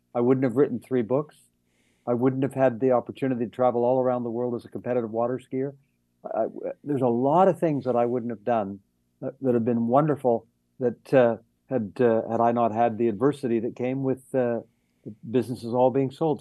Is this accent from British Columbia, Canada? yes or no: yes; Vancouver, British Columbia, Canada; I'm from Vancouver